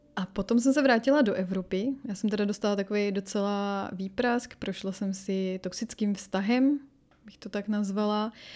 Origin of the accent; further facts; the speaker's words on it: Czechia; moved away as an adult; also born or lived in Latin America; now in France; ale tady prostě ty kořeny tady jsou. Proto taky třeba mluvím s naším dítětem česky.